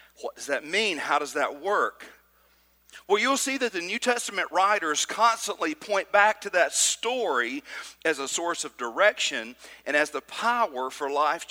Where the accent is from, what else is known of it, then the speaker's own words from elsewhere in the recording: Trinity, Alabama, United States; I grew up in Trinity, Alabama, just outside of Decatur